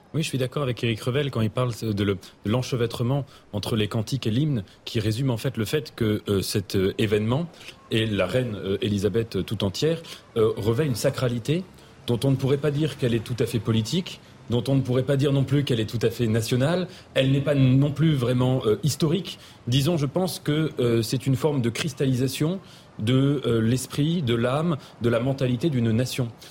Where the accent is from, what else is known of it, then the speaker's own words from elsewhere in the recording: France; en tant que Français.